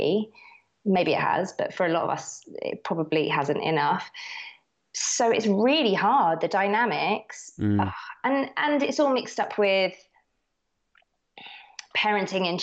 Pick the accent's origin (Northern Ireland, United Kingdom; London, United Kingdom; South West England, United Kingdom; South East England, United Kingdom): South East England, United Kingdom; Herne Bay; I grew up in Herne Bay.